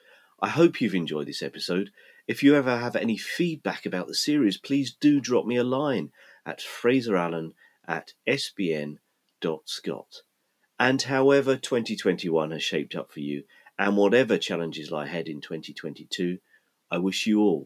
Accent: Hertfordshire, East of England, United Kingdom; moved away; also born or lived in Fife, Scotland / London; I was born in Fife and have lived in Scotland for most of my life, but I went to school in Hertfordshire and began my career in London.

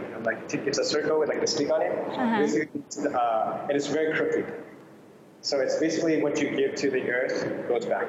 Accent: New York, New Jersey, East Coast, United States; moved away as an adult; now in Bangkok, Thailand; I grew up in the States, so East Coast, New York, New Jersey.

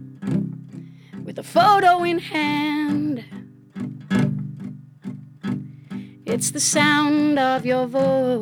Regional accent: County Wexford, Leinster, Ireland; also born or lived in Charlottetown, Canada; now in Canada; I grew up in Ireland

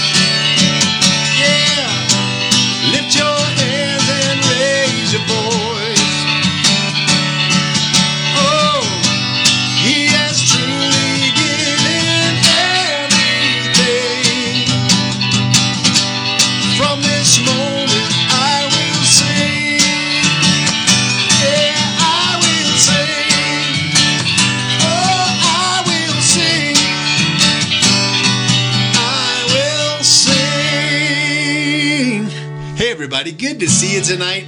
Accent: Detroit, Michigan, United States; I'm a son of Detroit. I was born in Detroit, Michigan

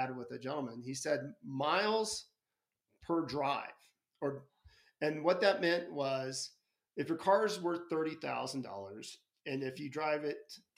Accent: United States; I'm an American

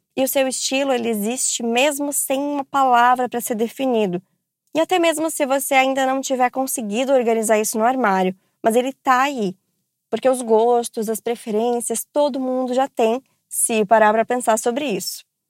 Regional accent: interior of São Paulo, Brazil; eu sou aqui do interior de São Paulo

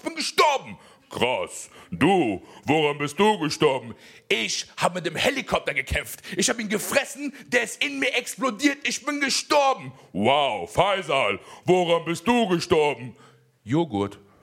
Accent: Germany; also born or lived in Afghanistan (ancestry); ich in diesem Land geboren bin, ich bin hier aufgewachsen und ich sehe auch Deutschland als meine Heimat

